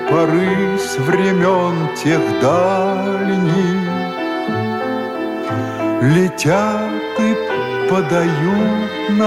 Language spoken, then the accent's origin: Russian; Armenia; Э, я армянин, но голос … один из лучших.